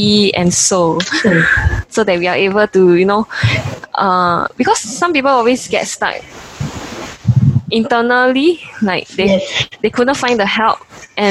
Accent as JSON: {"language": "English", "country": "Singapore", "said": "I'm from Singapore"}